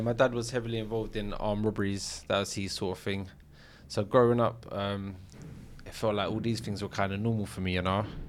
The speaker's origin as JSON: {"language": "English", "region": "London", "country": "United Kingdom", "tie": "born or raised there", "said": "I grew up in Battersea, South London"}